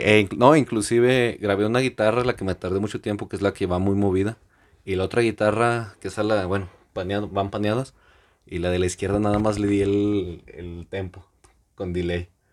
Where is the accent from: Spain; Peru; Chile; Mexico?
Mexico; somos mexicanos, que se note que somos mexicanos